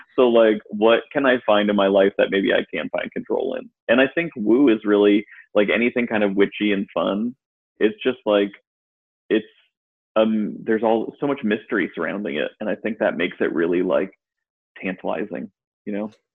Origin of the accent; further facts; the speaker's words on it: Western Massachusetts, United States; now in Durham, United States; Massachusetts and and Western Massachusetts